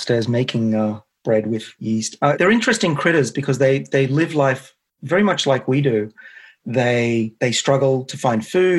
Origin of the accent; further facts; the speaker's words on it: Australia; accent: Australian; now in United States; I can use my Australian accent with you guys.